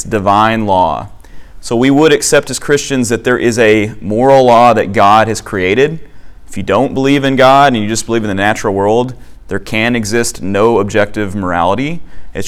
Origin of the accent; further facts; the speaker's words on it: Arkansas, United States; I say kata because I grew up in Arkansas